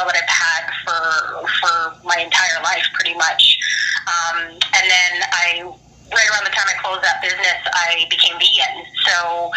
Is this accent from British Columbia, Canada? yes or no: yes; Vancouver, British Columbia, Canada; also born or lived in Montreal, Canada; I was born in Montreal, Canada, so that's the first city my parents immigrated to from the Philippines. So my older sister and I were born there, and shortly after I was born, we moved to the West Coast